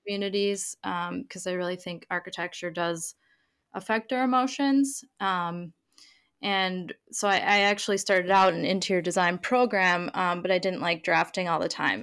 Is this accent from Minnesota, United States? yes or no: yes; Minneapolis, Minnesota, United States; moved away as an adult; also born or lived in Sydney / Stockholm / London; now in Greater Boston area, United States; I am initially from Minneapolis, Minnesota, in the U S, um, and now I live in a seaside town in the Greater Boston area.